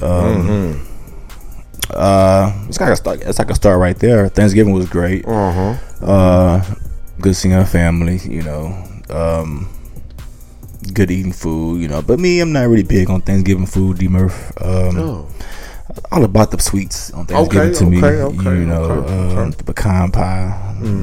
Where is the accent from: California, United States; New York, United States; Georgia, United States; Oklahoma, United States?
Georgia, United States; Atlanta; now in Houston, United States; I'm from Atlanta